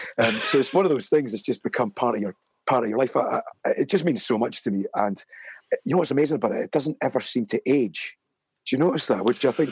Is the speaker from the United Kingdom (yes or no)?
yes; Edinburgh, Scotland, United Kingdom; sentimental about growing up in Edinburgh.